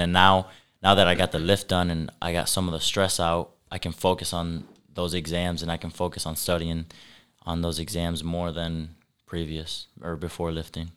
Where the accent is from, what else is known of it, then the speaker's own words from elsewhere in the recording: Sturgis, Michigan, United States; also born or lived in LaGrange, Indiana; I was born in LaGrange, Indiana, which is about half hour from here, west, but I was raised in Sturgis, Michigan